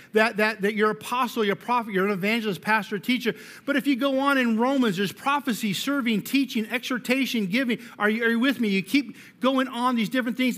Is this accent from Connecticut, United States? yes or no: no; Colorado, United States; I'm from Colorado